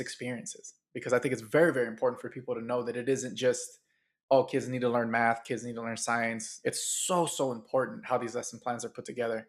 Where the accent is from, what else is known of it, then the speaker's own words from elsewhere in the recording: Oakland, California, United States; grew up in Oakland